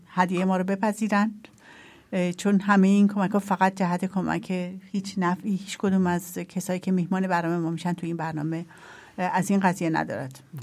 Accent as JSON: {"language": "Persian", "country": "Iran", "tie": "born or raised there", "moved": "yes", "lives_now": "Austria", "said": "من خودم تو ایران بزرگ شدم"}